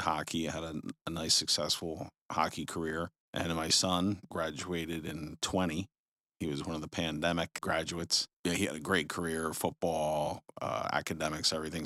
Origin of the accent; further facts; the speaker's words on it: Jersey Shore, New Jersey, United States; moved away; I'm originally from the Jersey Shore